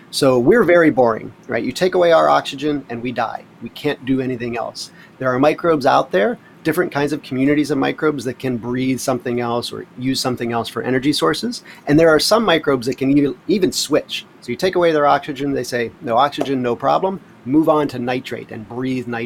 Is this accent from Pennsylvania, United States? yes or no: yes; Pittsburgh, Pennsylvania, United States; born there; now in Hawaii, United States; I was born in Pittsburgh, Pennsylvania, lived up and down the East Coast most of my life